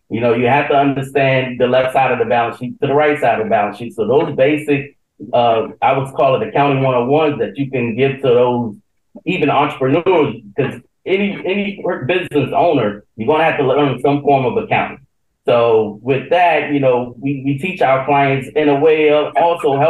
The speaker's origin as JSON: {"language": "English", "region": "South Carolina", "country": "United States", "also_born_or_lived": "Baltimore–Washington, D.C. area", "moved": "as an adult", "lives_now": "Baltimore, United States", "said": "I'm originally from South Carolina"}